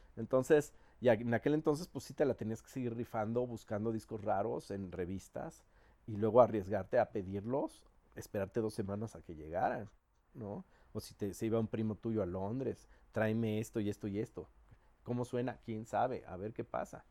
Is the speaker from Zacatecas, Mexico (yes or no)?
no; Mexico City, Mexico; siendo los pinches chilangos mamones que somos